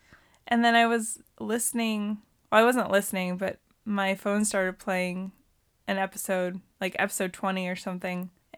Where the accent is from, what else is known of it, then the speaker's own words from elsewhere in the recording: Montana, United States; it's hotter than shit in Arizona. And I came from Montana.